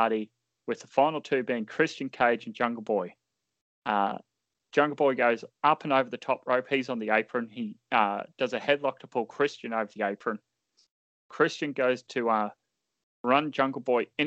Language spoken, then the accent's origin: English; Australia; as an Australian